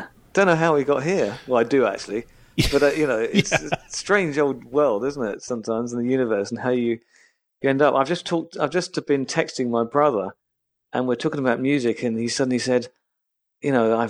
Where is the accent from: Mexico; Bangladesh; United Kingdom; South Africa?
United Kingdom; England; As an English person, you just think this is heaven, actually, weather-wise.